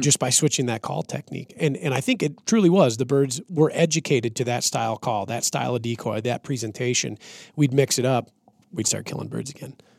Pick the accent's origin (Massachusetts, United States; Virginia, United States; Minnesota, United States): Minnesota, United States; central; when I was growing up in Minnesota